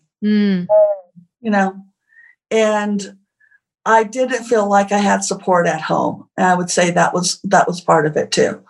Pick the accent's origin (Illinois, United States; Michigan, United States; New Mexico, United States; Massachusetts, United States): New Mexico, United States; Santa Fe; Santa Fe, which is really actually my hometown